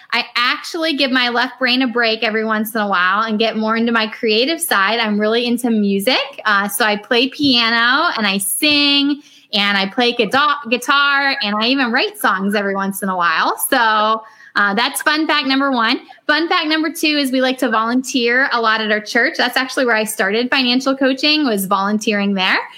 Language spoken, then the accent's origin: English; Northeast Ohio, United States; I'm from Northeast Ohio, so quite a ways away from Phoenix.